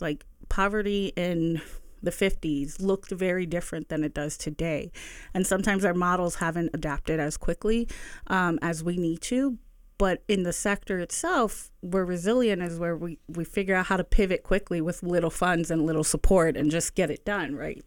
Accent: Bethlehem, Pennsylvania, United States; also born or lived in Allentown; I'm a lifelong resident of the Lehigh Valley. I grew up in the South Side, um, between, and then we moved to Allentown, and then I moved back to Bethlehem

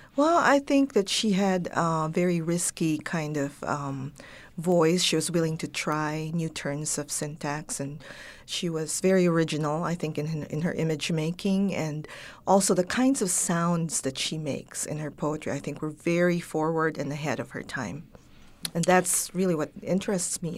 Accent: Baguio, Cordillera Administrative Region, Philippines; first language Ilocano, Tagalog and English; moved away; I learned Ilocano, which is wh-, what we speak up north in Baguio.

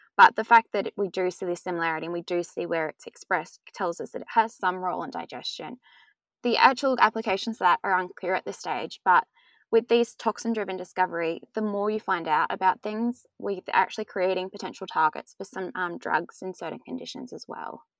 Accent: Australia; Growing up in Australia

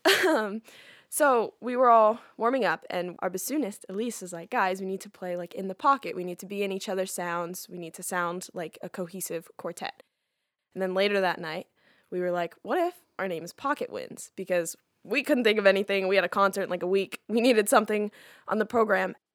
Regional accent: Lawrence, Kansas, United States; I'm 18 and I'm from Lawrence, Kansas

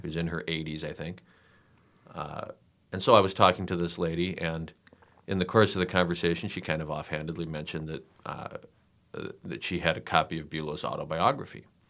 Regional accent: Douglas County, South Dakota, United States; I grew up in Douglas County, which was a failed attempt to attract Democrats to the state.

